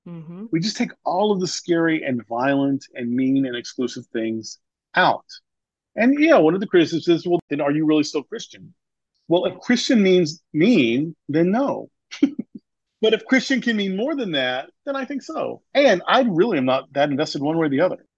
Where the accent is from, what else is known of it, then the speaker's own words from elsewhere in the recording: the Bible Belt, United States; I grew up in the Bible Belt.